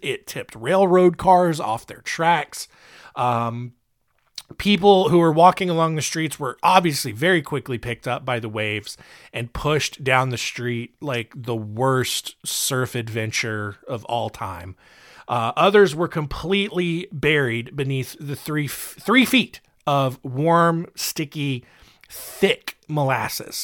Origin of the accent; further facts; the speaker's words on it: North Carolina, United States; North Carolina, uh, my home state, the state where this show is produced